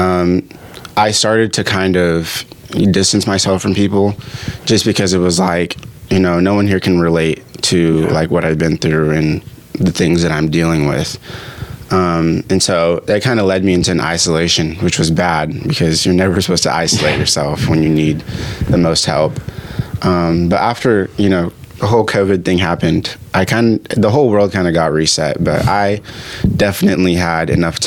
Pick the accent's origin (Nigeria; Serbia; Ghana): Ghana; now in United States; I was born in Ghana, Africa